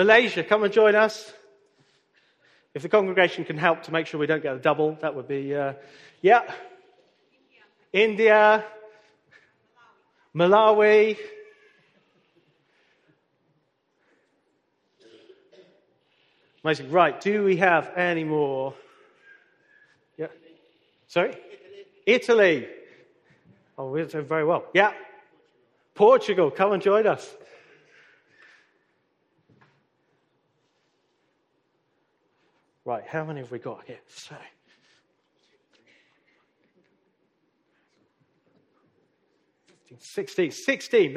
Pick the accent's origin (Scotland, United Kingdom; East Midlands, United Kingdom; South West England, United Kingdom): East Midlands, United Kingdom; Nottingham; I was born in Nottingham